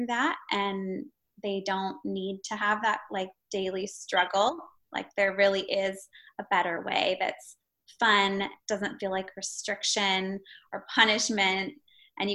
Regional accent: Eugene, Oregon, United States; moved away as an adult; also born or lived in San Francisco; I'm from Eugene, Oregon. I went to the University of Oregon

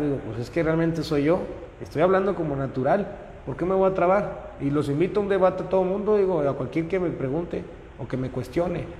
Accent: Monterrey, Nuevo León, Mexico; yo soy regimentano, total 100%, vivo en la, colonia Loma Linda

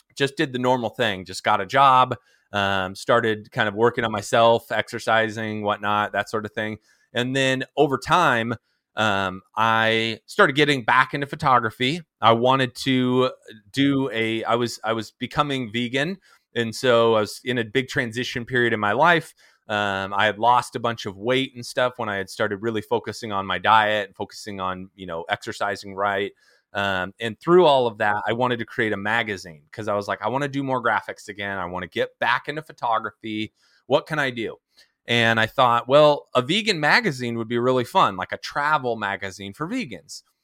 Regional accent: San Diego, California, United States; I am from San Diego, California. I'm originally from Southern California. I was, uh, born and raised here

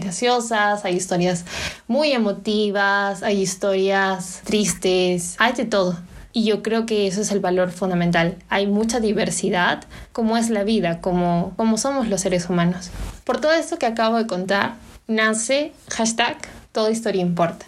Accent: Peru; vernos a nosotros como peruanos en el exterior o peruanos aquí dentro del país

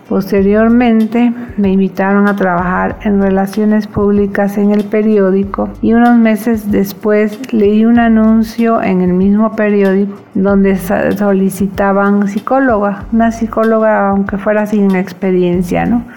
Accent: Veracruz, Mexico; also born or lived in Mérida / Campeche; now in Cuernavaca, Mexico; Nací en 1960 en Veracruz. Toda mi familia es de Mérida y Campeche. Pero caso curioso es que mandaron a mi papá a Veracruz a trabajar y ahí nací sin estar previsto

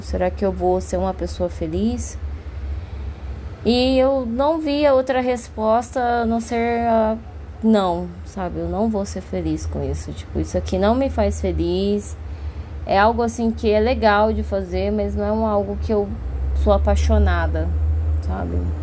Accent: Cuiabá, Mato Grosso, Brazil; moved away as an adult; now in São Paulo, Brazil; na minha cidade natal, que é Cuiabá, lá no Mato Grosso

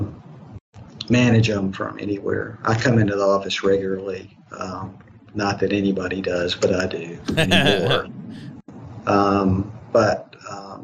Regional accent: Alabama, United States; also born or lived in Shreveport, Louisiana; now in Nashville, United States; I'm from Alabama

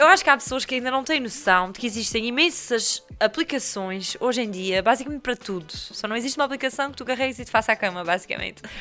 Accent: São Mateus da Calheta, Azores, Portugal; sou de São Mateus, eu cresci com aquela peixaria

